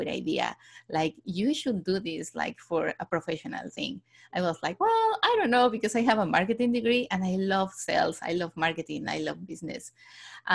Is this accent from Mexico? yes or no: yes; Mexico City, Mexico; moved away as an adult; also born or lived in Barcelona, Spain / London, United Kingdom; I was born and raised in Mexico City